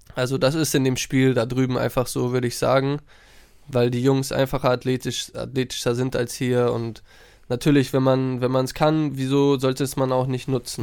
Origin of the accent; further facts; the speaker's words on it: Hamburg, Germany; moved away as an adult; nah an Hamburg, nah an meiner Heimat